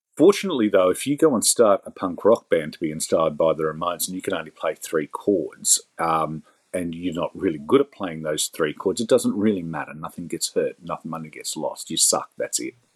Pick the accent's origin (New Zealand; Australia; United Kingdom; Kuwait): Australia; as an Australian taxpayer